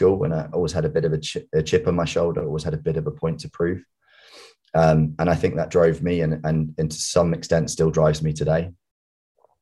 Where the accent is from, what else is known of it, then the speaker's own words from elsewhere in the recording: United Kingdom; also born or lived in West London; We moved from West London, where we were living, to the home counties.